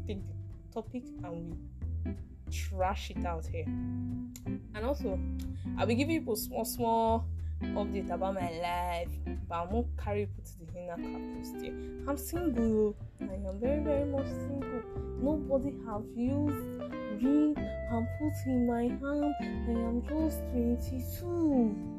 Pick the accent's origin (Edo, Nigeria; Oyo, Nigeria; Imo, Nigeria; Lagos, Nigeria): Imo, Nigeria; Ikwerre; I hail from Imo State, Ukwere, to be precise.